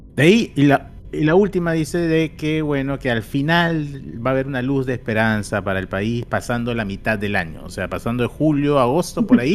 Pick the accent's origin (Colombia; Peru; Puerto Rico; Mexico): Peru; los peruanos